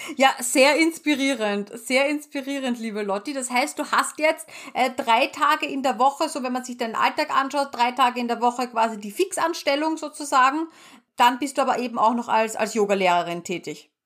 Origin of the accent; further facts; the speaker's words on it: Austria; bei uns in Österreich